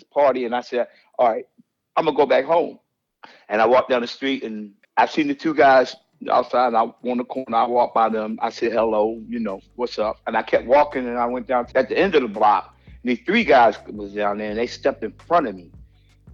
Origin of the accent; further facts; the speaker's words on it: Philadelphia, Pennsylvania, United States; moved away as an adult; also born or lived in Hawaii; I'm originally from West Philadelphia, Pennsylvania, 52nd and Parkside Ave. I went to Peston Elementary, Shoemaker Junior High School, Overbrook High School